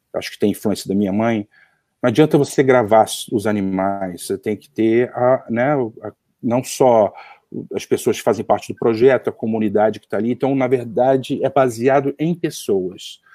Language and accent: Portuguese; Rio de Janeiro, Brazil; accent: carioca; also born or lived in Seattle, United States; o meu sotaque de pastel carioca